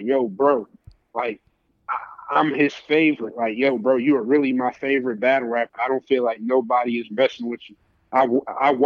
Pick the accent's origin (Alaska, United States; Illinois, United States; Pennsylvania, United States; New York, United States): New York, United States; New York City; now in Atlanta, United States; I'm from Brooklyn